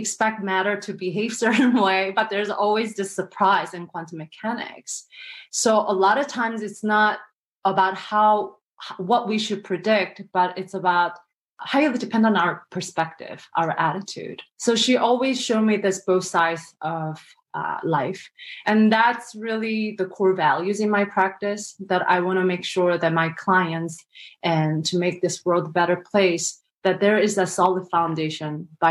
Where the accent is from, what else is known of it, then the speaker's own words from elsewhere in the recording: South Korea; moved away; I was born and raised in South Korea